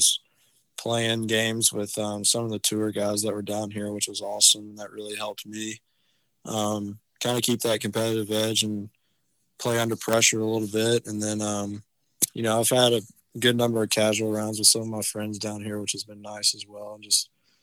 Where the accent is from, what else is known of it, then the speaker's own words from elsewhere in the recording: Auburn, Alabama, United States; growing up in Auburn, there was some highs and some lows being a Georgia fan